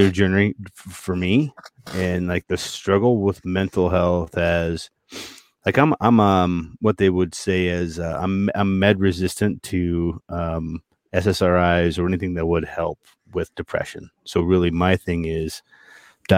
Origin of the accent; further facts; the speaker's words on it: Montana, United States; moved away; also born or lived in Boston; Growing up in Montana